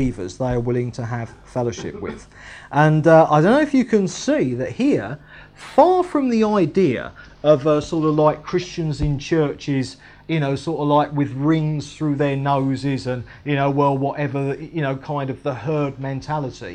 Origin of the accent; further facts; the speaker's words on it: England, United Kingdom; I am technically English